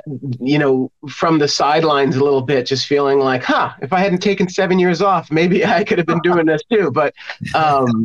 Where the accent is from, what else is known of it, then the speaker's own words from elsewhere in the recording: New York City, New York, United States; also born or lived in Los Angeles, United States; now in Indiana, United States; I'm from New York City originally